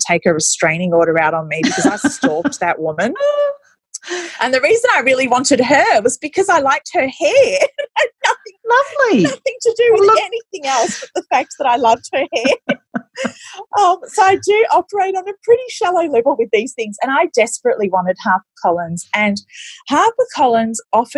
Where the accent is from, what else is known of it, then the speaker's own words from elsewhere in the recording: Australia; also born or lived in Egypt; I migrated to Australia when I was little. So I started school in Australia.